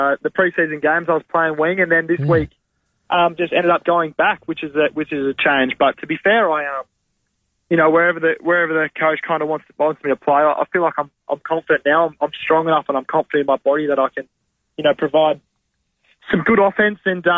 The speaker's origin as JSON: {"language": "English", "region": "South Australia", "country": "Australia", "tie": "born or raised there", "said": "Growing up in South Australia"}